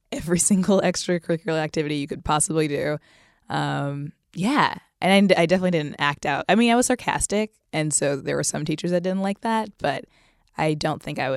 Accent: Japan; born there; also born or lived in Texas / Kentucky / Virginia / California; like I was born in Japan, we moved to Texas, Kentucky, Virginia, California, and so every couple years, I was the new kid.

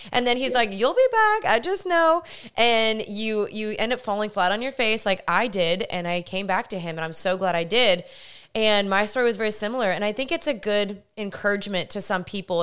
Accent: Texas, United States; also born or lived in California; even though we're both from Texas

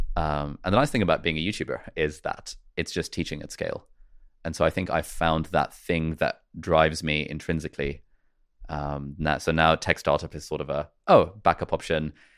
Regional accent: United Kingdom; also born or lived in Karachi, Pakistan / Lesotho; we made a plan to move to the U K. And so we came to the U K

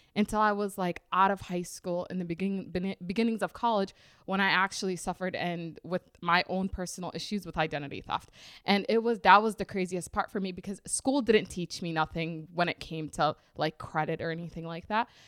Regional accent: Minnesota, United States; also born or lived in Rochester, Minnesota / Twin Cities, Minnesota; born and raised here in Minnesota. I was born in Rochester, Minnesota, and now I live in the Twin Cities

